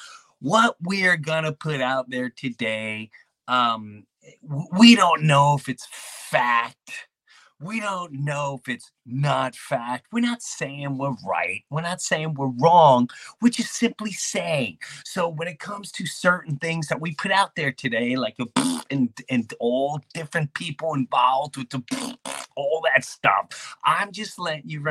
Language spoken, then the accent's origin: English; Long Island, New York, United States; the people I grew up with in Long Island, Jefferson Avenue